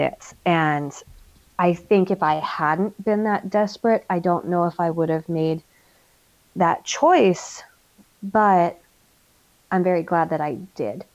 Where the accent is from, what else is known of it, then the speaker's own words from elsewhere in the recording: United States; moved away as an adult; now in Germany; we're American military